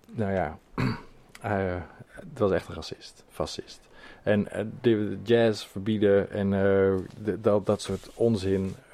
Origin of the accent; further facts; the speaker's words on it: Schaijk, North Brabant, Netherlands; moved away as an adult; also born or lived in Nijmegen; now in Amsterdam, Netherlands; ik eh, ben in Nijmegen. Dus eh, daar ligt mijn hart. En in Schaik ben ik